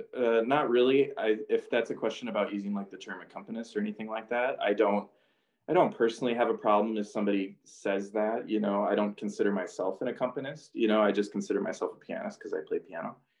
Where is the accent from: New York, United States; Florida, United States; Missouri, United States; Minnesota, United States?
Minnesota, United States; Two Harbors; moved away as an adult; also born or lived in Iowa; I'm from Two Harbors, which is not a big town by any means